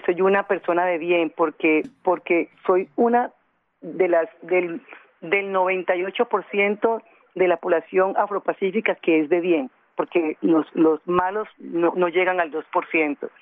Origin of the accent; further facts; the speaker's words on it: Buenaventura, Valle del Cauca, Colombia; now in Cali, Colombia; Nací en Buenaventura, soy de padres tumaqueños, me crié eh, en Buenaventura